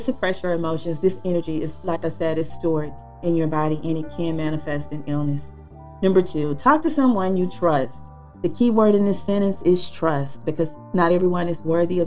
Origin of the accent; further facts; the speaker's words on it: Texas, United States; I'm from Texas.